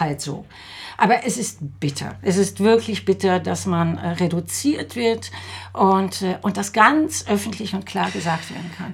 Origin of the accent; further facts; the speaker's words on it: Netherlands; moved away; also born or lived in Salzburg; ich bin 1961 in den Niederlanden geboren, ich bin Europäerin